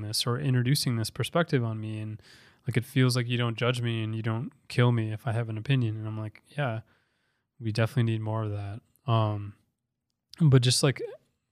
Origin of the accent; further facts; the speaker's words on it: Minnesota, United States; also born or lived in Paraguay; came and got adopted by like the best family in the world and grew up in Minnesota